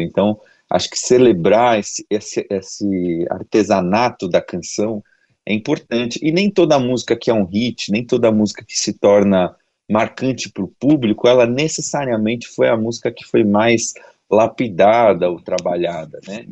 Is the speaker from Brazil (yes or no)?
yes; São Paulo, Brazil; Eu sou de São Paulo, moro em São Paulo, é, trabalho e produzo música aqui